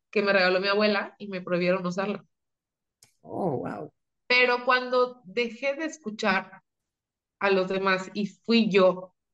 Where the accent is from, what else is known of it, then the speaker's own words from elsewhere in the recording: Mexico; Pues somos puro mexicano. Nosotros sí somos puro mexicano.